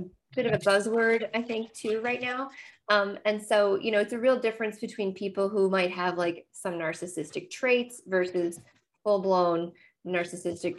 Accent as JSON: {"language": "English", "region": "Nova Scotia", "country": "Canada", "moved": "yes", "lives_now": "Ontario, Canada", "said": "I am a Nova Scotian and currently living far from the ocean. Now I live in Ontario now"}